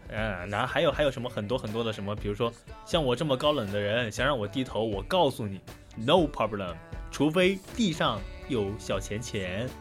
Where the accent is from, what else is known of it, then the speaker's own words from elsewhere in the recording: China; 我是中国人嘛